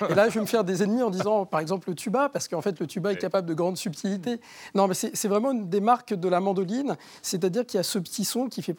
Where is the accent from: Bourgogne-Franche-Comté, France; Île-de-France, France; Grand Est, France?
Île-de-France, France; Argenteuil; la ville où je suis né, à Argenteuil